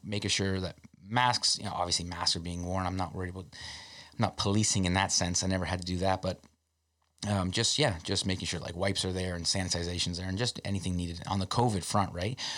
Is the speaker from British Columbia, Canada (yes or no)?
no; Canada's most southern town, Ontario, Canada; being from Canada's most southern town